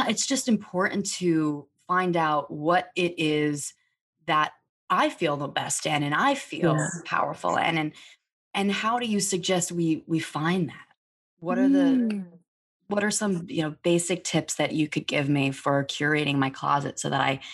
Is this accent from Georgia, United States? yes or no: no; New York City, New York, United States; I'm from Staten Island